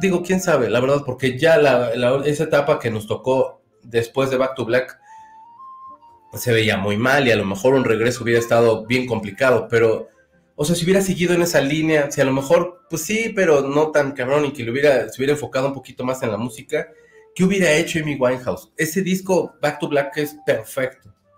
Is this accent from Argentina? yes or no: no; Mexico; soy de México